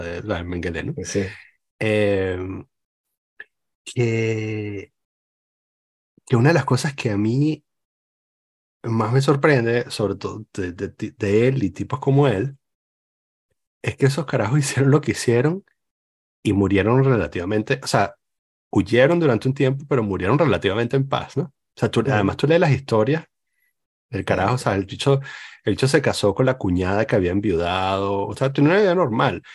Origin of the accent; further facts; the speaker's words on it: Venezuela; now in Lyon, France; crecí en Venezuela